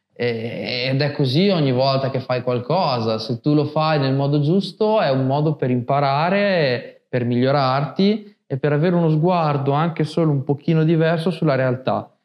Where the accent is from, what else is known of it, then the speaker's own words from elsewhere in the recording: Montombraro, Emilia-Romagna, Italy; Io sono di Montombraro